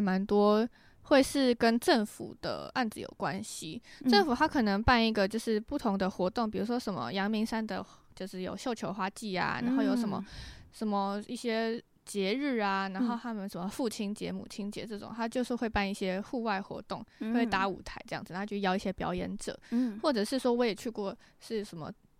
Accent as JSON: {"language": "Chinese", "town": "Tamsui", "region": "New Taipei", "country": "Taiwan", "tie": "born or raised there", "also_born_or_lived": "Netherlands", "said": "我是从小就在淡水长大。"}